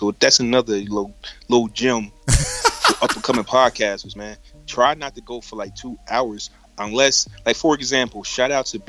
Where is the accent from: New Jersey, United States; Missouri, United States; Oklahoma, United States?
New Jersey, United States; Trenton; accent: Jersey; I'm from Trenton, New Jersey.